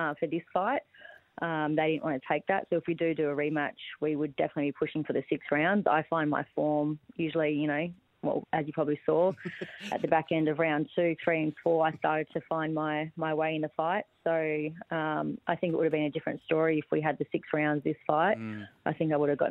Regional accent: Badgingarra, Western Australia, Australia; also born or lived in Sydney; now in Townsville, Australia; I'm from Western Australia, a small town called Badgingarra. So I was born and raised on a farm

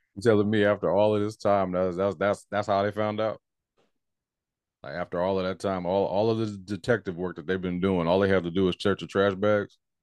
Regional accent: North Carolina, United States; I'm from North Carolina

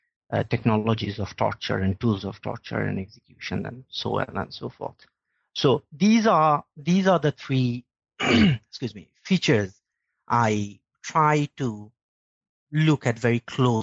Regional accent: Bangladesh; moved away as an adult; now in Sweden; I am originally from Bangladesh, where I worked for the Daily Star newspaper and was an editor with the Forum magazine. And I was also working for Human Rights Watch there.

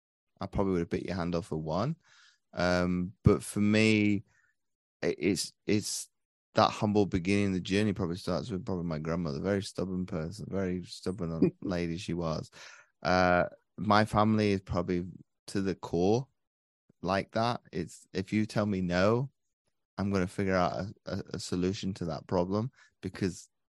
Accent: Belgium; So I grew up over in Belgium for 19 years of my life. So I've pretty much been immersed to multiculturalism from as early as I can remember.

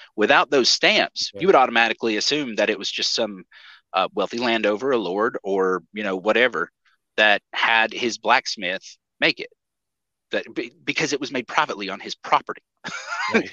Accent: East Tennessee, United States; I grew up in East Tennessee

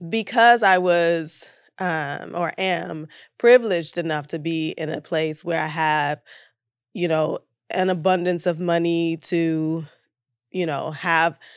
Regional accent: Detroit, Michigan, United States; moved away as an adult; also born or lived in New York; now in Los Angeles, United States; I'm born and bred in Detroit um, and I spent 13 years in New York as an actor a struggling actor

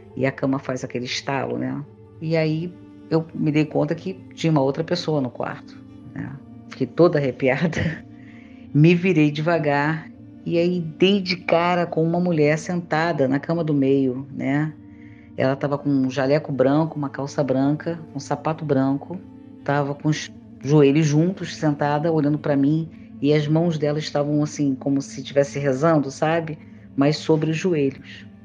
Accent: Rio de Janeiro, Brazil; sou carioca, moradora da Ilha do Governador

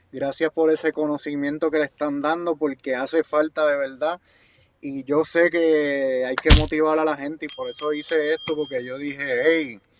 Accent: Guaynabo, Puerto Rico; Ahí me crié yo en Guaynabo, yo salí de Guaynabo para que sepan.

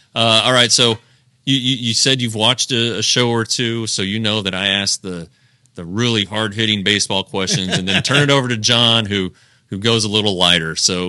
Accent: Colorado, United States; because I'm from Colorado

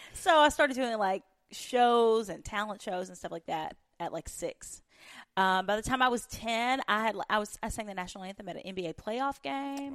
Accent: Union County, Western Kentucky, United States; moved away; I was born in Western Kentucky, the oldest of twenty-four first cousins that all grew up on the same farm

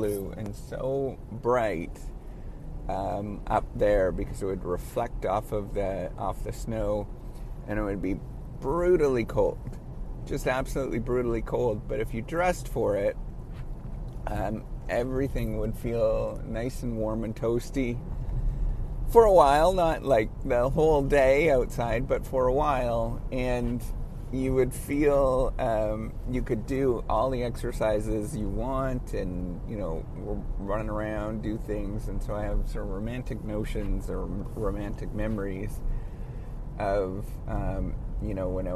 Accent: Northern Ontario, Canada; I grew up in Northern Ontario and in Northern Canada

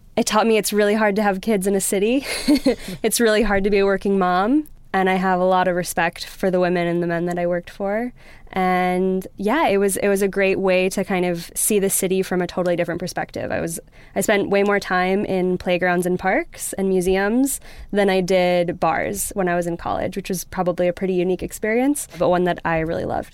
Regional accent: Wisconsin, United States; moved away as an adult; also born or lived in New York; now in London, United Kingdom; I grew up in Wisconsin with a dad who was very into motorsports

